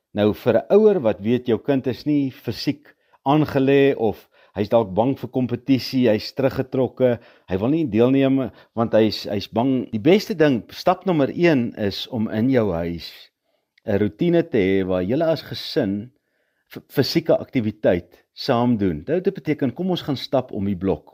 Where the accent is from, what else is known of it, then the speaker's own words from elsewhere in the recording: Potchefstroom, North West, South Africa; Ek het grootgeword op Potchefstroom